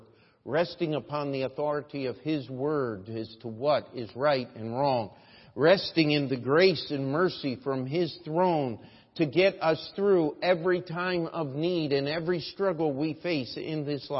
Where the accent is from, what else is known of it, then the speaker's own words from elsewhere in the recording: United States; as an American